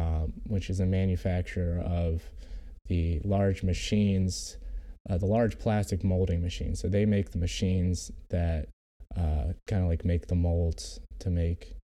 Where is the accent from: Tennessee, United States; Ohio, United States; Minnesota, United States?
Ohio, United States; Cleveland; born there; I was born in Cleveland in 2003. Both my parents are from Parma, Ohio.